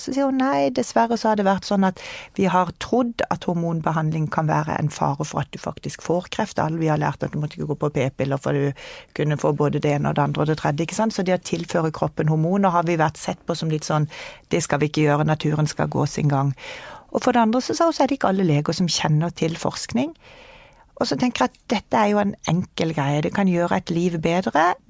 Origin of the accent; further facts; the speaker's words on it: Kristiansand, Agder, Norway; moved away as an adult; now in Oslo, Norway; Jeg kommer fra Kristiansand, det kan du kanskje høre på dialekta. Flytta til Oslo når jeg var 19 år.